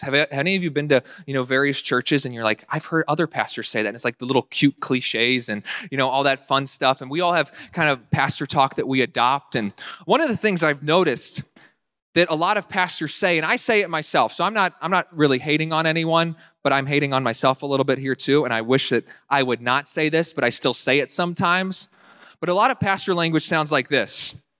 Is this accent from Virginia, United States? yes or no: yes; Winchester, Virginia, United States; my hometown in Winchester, Virginia